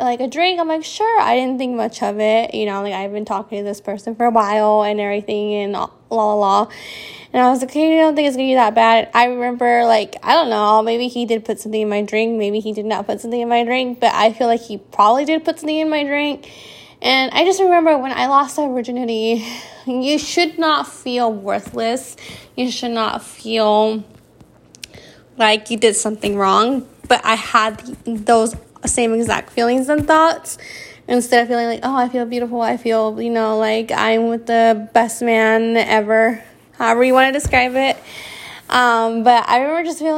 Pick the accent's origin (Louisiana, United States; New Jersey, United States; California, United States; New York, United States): California, United States; I came home from California